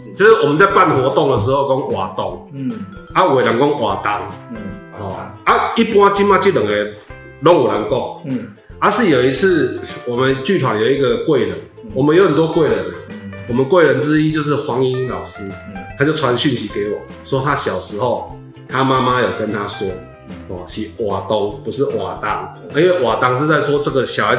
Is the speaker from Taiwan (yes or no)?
yes; Taiwan; first language Taiwanese Hokkien; 因为我们也是语言失落的那一代，所以我们是一边走一边学，去个台语，我的母语学到来。